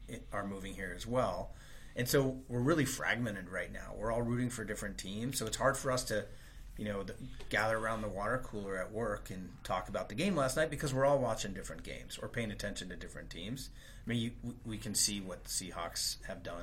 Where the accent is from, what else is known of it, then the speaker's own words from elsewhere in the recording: California, United States; moved away as an adult; also born or lived in Reno; now in Seattle, United States; I grew up in California. I grew up in California, and it wasn't exactly a hotbed of hockey